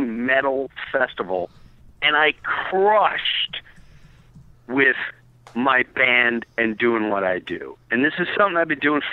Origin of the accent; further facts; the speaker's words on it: United States; I'm from America